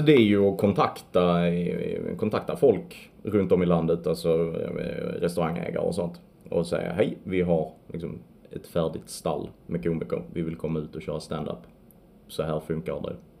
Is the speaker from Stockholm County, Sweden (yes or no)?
no; Vinslöv, Skåne, Sweden; born or raised there; also born or lived in France